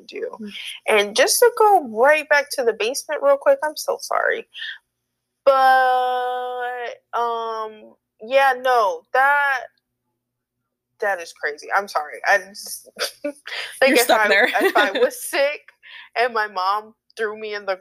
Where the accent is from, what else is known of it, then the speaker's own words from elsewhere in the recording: Florida, United States; I'm from Florida